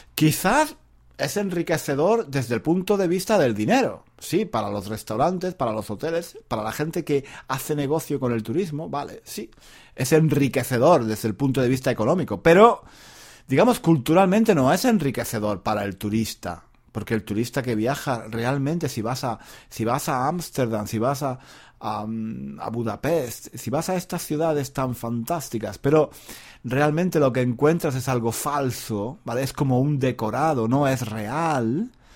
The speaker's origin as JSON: {"language": "Spanish", "town": "Granada", "region": "Andalusia", "country": "Spain", "tie": "born or raised there", "moved": "yes", "said": "Granada, mi ciudad natal"}